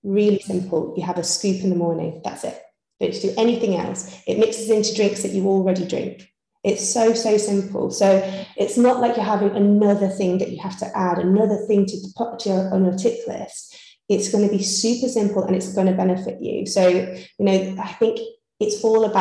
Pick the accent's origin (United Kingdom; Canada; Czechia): United Kingdom; Yorkshire and the Humber; moved away; I'm originally from Yorkshire. So, you know, you can take the girl out of Yorkshire